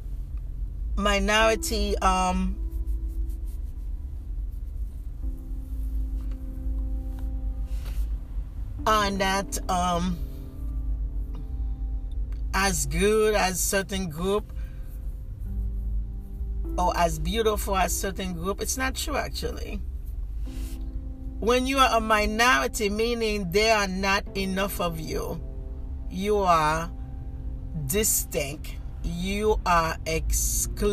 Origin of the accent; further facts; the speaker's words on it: Haiti; moved away; I am from Haiti